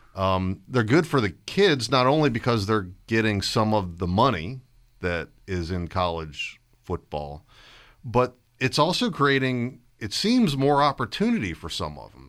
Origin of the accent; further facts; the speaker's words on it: Stafford, Virginia, United States; when I grew up in Stafford in the seventies and eighties